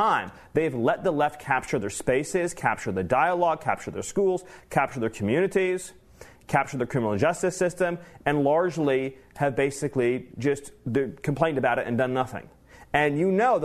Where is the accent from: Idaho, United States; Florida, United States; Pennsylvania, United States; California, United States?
California, United States; Southern; I grew up in Southern California.